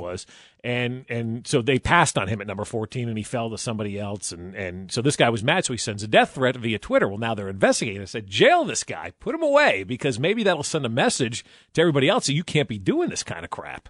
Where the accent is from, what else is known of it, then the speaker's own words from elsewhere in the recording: New Jersey, United States; moved away; I grew up in New Jersey.